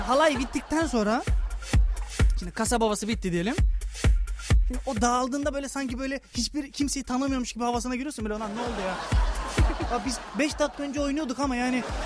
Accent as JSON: {"language": "Turkish", "region": "Thrace", "country": "Turkey", "said": "Ben Trakyalıyım"}